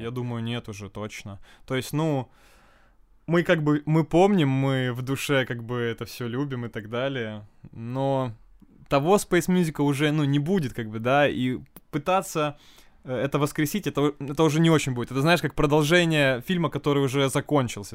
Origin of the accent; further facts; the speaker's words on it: Ukraine; now in Murmansk, Russia; я украинец, да, и я хочу спеть на украинском